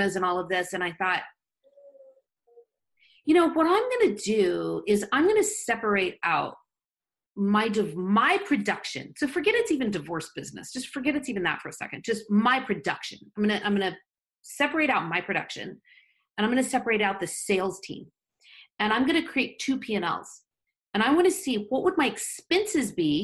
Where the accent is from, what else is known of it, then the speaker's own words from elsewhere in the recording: Florida, United States; now in Southern California, United States; I grew up in Florida